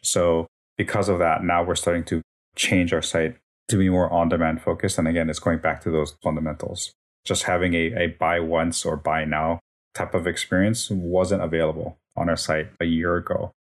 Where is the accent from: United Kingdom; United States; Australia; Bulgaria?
United States; Hawaii; moved away as an adult; also born or lived in Las Vegas, Nevada / Minnesota; born and raised in Hawaii